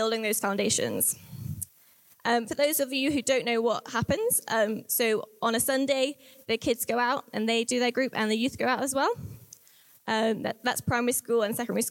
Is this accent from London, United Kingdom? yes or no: no; the Southwest, South West England, United Kingdom; moved away as an adult; We're from the Southwest, and we didn't know where we were going to live